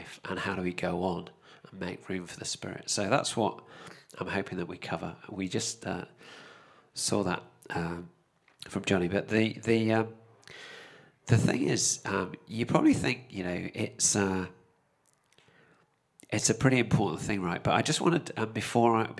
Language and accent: English; United Kingdom; me as a Brit